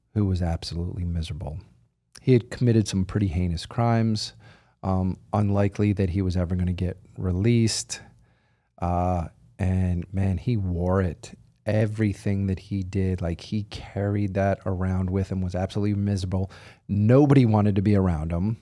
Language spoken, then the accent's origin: English; outside of Philadelphia, Pennsylvania, United States; I grew up outside of Philadelphia.